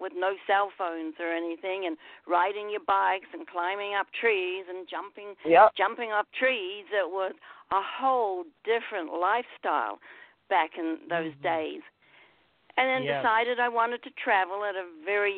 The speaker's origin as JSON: {"language": "English", "country": "New Zealand", "tie": "born or raised there", "said": "I grew up in New Zealand."}